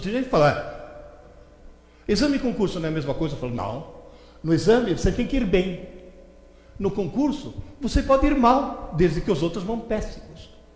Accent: Italy; Portuguese is a second language; now in São Paulo, Brazil; Na Itália, de onde eu vim

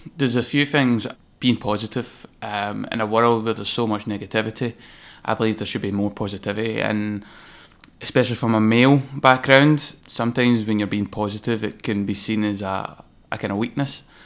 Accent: Greenock, Scotland, United Kingdom; moved away as an adult; also born or lived in London; working from my hometown, which is Gurruck in Inverclyde, beautiful little coastal

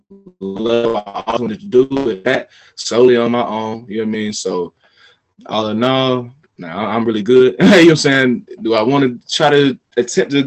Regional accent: Smyrna, Georgia, United States; also born or lived in Florida / China; I'm from Georgia, born and raised

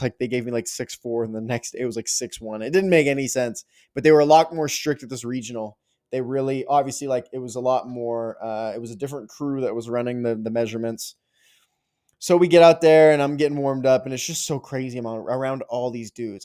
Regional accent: Canada; being a Canadian kid

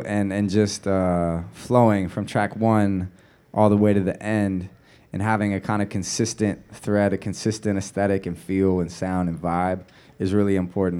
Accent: the Bay Area, California, United States; moved away as an adult; also born or lived in New Orleans; growing up in the Bay, there's a real pride

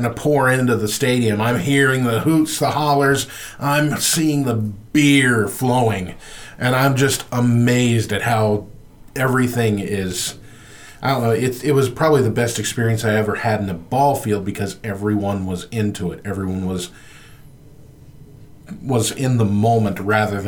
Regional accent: Compton, California, United States; growing up in Compton

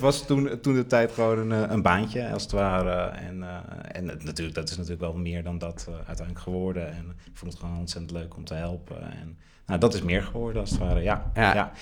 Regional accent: Haarlem, North Holland, Netherlands

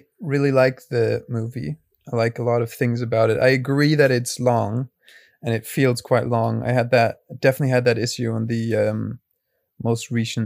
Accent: Cologne, North Rhine-Westphalia, Germany; I'm from Cologne.

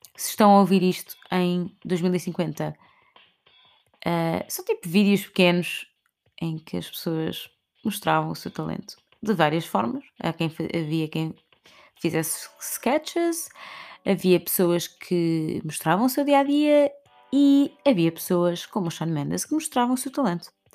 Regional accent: Portugal; como portugueses que somos, temos muito orgulho das suas raízes

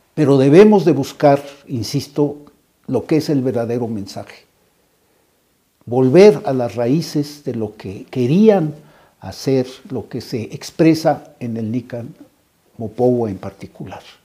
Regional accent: Mexico; nuestra identidad como mexicanos

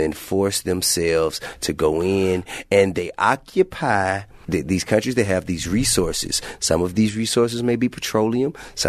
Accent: Atlanta, Georgia, United States

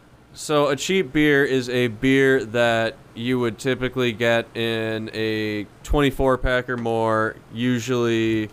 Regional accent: Wisconsin, United States; we're from Wisconsin.

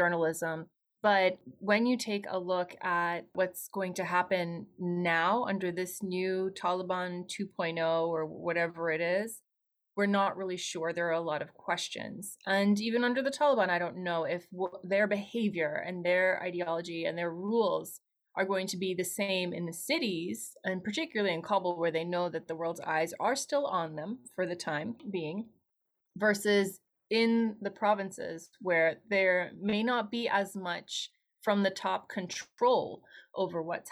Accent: United States; moved away as an adult; also born or lived in Afghanistan (ancestry); I ended up growing up in the New York, New Jersey area

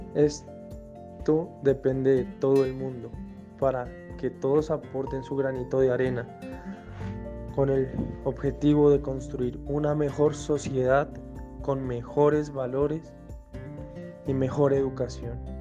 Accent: Colombia

